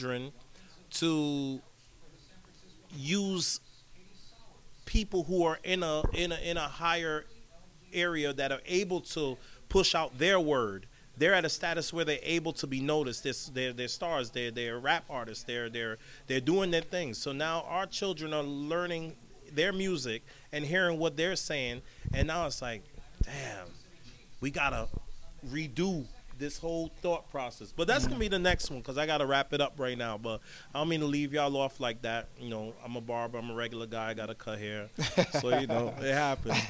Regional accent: New York City, New York, United States; growing up in Brooklyn, New York

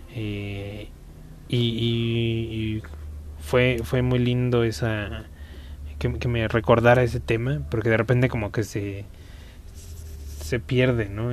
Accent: Mexico; aquí en mi país, que es México

